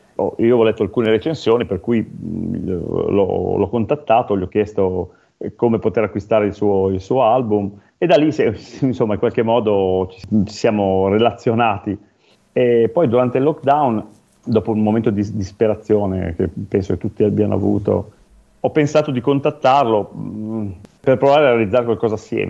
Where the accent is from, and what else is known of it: Piedmont, Italy